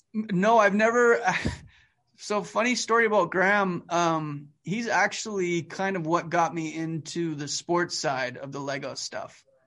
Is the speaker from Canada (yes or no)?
yes; Calgary, Alberta, Canada; now in United States; I grew up in Northwest Calgary, like, varsity area